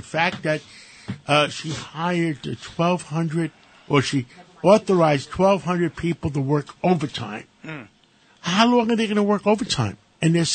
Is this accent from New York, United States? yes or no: yes; New York City, New York, United States; me and David Patterson came from Harlem, both of us